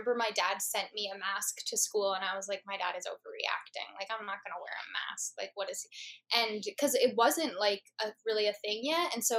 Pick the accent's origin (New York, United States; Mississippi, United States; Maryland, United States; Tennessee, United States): Maryland, United States; Rockville; I'm from Rockville, Maryland.